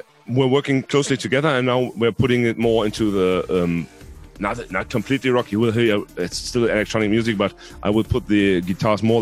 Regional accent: Salzgitter, Lower Saxony, Germany; first language Hungarian; English is a second language; here in my hometown in Salzgitter

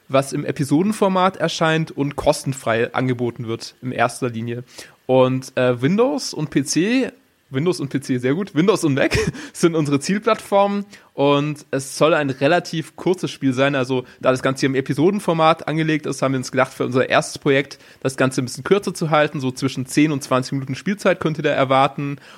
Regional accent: Baden-Württemberg, Germany; Genau, also ich bin aus dem Schwarzwald, im Süden Deutschlands

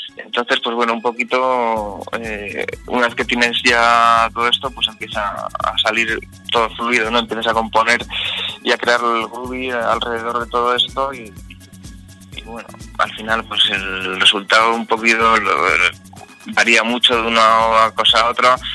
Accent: Vitoria-Gasteiz, Basque Country, Spain; donde vivo yo, que yo soy de Vitoria

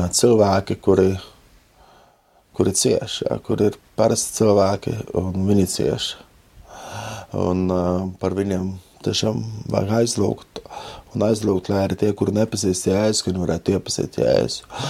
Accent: Latvia; mēs, Latvieši

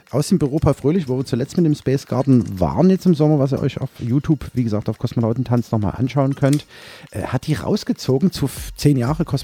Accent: Chemnitz, Saxony, Germany; moved away; Ja, Karl-Marx-Stadt. Als karl marx genau. Oder Nischelstedt. Quasi, genau. Und, äh, Nicht quasi, ich bin da geboren.

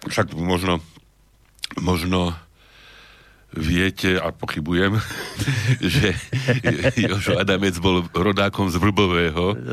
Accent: Trnava, Trnava Region, Slovakia; Ja som Trnavčan.

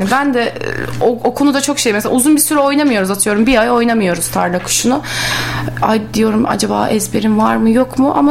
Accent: Bursa, Turkey; Ben Bursalıyım. Doğma Hı-hı. büyüme.

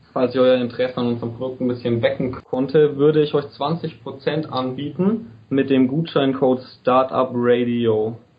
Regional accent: Bayreuth, Bavaria, Germany; ich bin aus Bayreuth

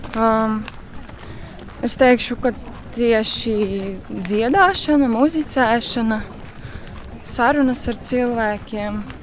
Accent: Smiltene, Smiltene Municipality, Latvia; tajā pašā smiltenē manā dzimtajā pilsētā

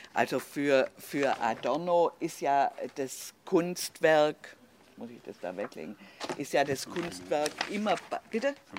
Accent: Swabia, Germany; accent: Swabian; dass ich aus Schwäb, also dass ich schwäbisch bin

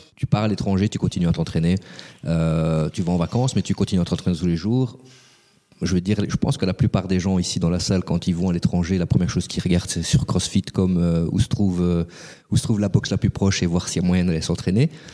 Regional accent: Belgium; chez nous en Belgique

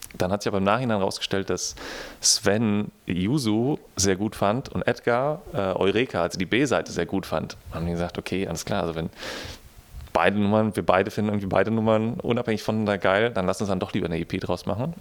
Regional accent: Frankfurt, Hesse, Germany; now in Berlin, Germany; als Frankfurter Junge oder aus dem Vorort von Frankfurter Junge, der nach Berlin kommt

